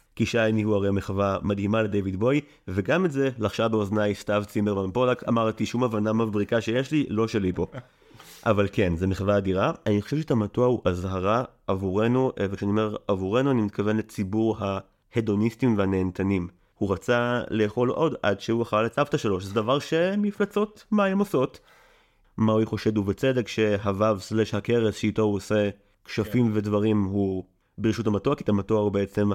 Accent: Israel; אני במקור קיבוצניק

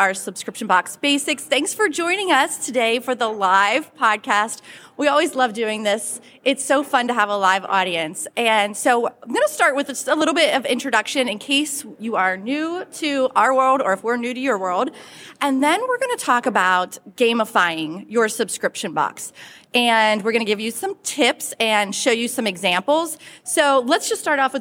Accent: Pittsburgh, Pennsylvania, United States; now in Western North Carolina, United States; I am originally from the Pittsburgh, Pennsylvania area, bleed black and gold, but now I live in the Blue Ridge Mountains of Western North Carolina

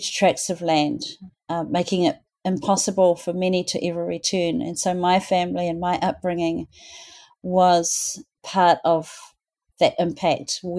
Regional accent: Auckland, New Zealand; also born or lived in Te Rarawa, Northland (tribal area); I grew up in Auckland.

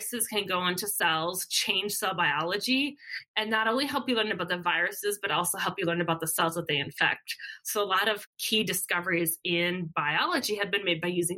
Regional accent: Minnesota, United States; moved away; I'm from Minnesota.

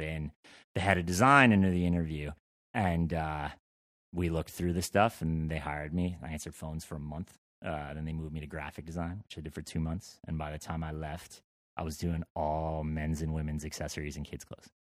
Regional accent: Vermont, United States; I grew up in Vermont

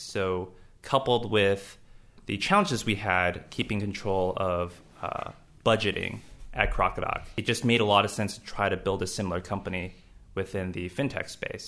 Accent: Los Angeles, California, United States; moved away; I grew up in Los Angeles

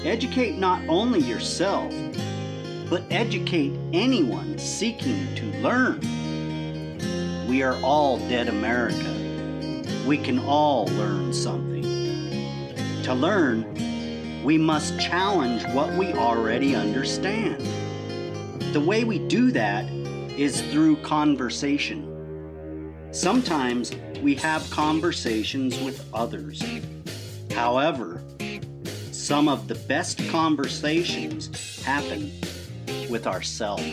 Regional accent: United States; I was raised in Clarkston, Lewiston

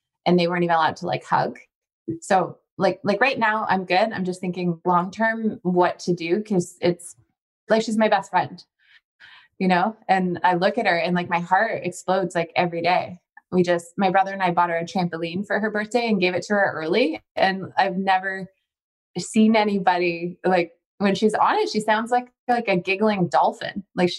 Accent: Ontario, Canada; We're from Ontario, though. So our whole, like, my entire extended family is in Ontario.

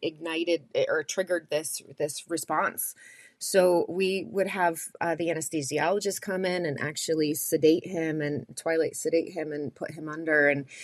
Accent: United States

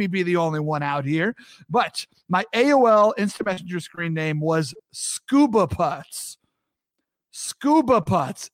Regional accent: East Coast, United States; now in Los Angeles, United States; I grew up on the East, and in the East Coast, you got Dunkin' Donuts

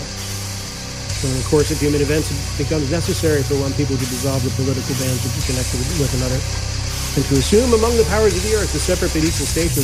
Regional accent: Fairfax County, Virginia, United States; moved away as an adult; now in Berkeley County, West Virginia, United States; We moved from the Washington, D.C. area about 2 years ago

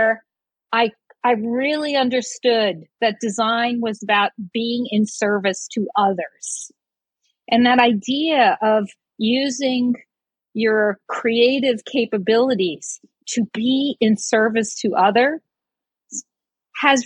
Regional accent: New York City, New York, United States; also born or lived in Brooklyn / Staten Island; I grew up in New York City. I was born in Brooklyn and lived in Staten Island

